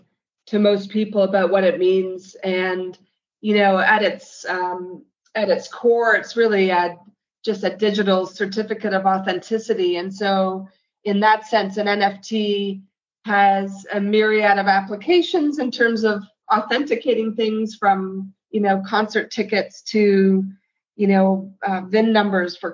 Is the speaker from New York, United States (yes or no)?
yes; New York City, New York, United States; As a New Yorker